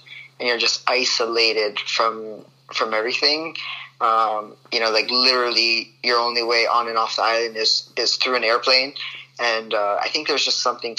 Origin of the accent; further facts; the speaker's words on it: Honolulu, Hawaii, United States; moved away as an adult; now in Georgia, United States; I'm obviously born and raised in Hawaii. After I finished high school, I moved to Georgia to pursue my golf career.